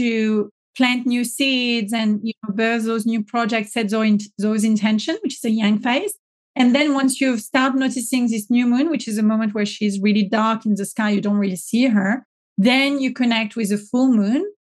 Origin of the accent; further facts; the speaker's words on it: France; accent: French; my French accent